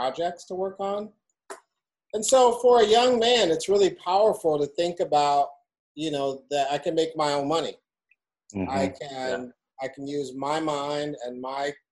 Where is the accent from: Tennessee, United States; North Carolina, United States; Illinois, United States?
Illinois, United States; Chicago; I'm a Chicagoan. Like, I've been here for 50 years